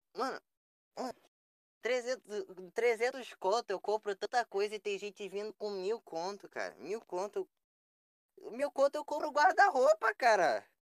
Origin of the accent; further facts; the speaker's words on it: Rio de Janeiro, Brazil; moved away; eu sou do Rio, atualmente eu não moro no Rio